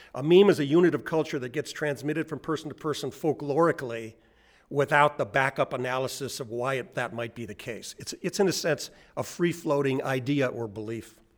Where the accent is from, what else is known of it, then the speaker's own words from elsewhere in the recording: New Zealand; I'm from New Zealand.